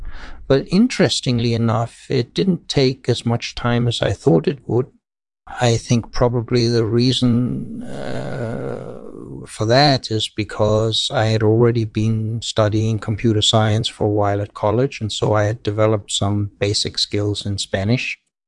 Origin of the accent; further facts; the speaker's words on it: Norway; also born or lived in Denmark; So I was born in Denmark and then I grew up in Norway and Swedish.